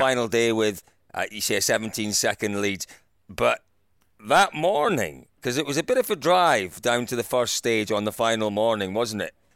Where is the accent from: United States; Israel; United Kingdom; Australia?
United Kingdom; Scotland; as a Scotsman, a Scottish world champion